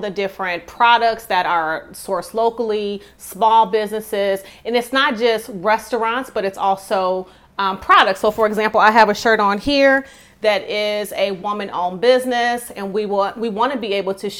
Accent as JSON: {"language": "English", "town": "Detroit", "region": "Michigan", "country": "United States", "said": "I'm from Detroit, and so in the inner city, and so I would frequent a lot of the beauty supply places"}